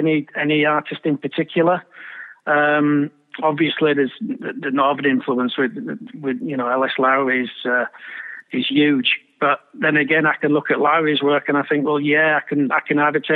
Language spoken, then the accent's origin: English; Bradford, Yorkshire and the Humber, United Kingdom; my hometown club and being there week in, week out with my dad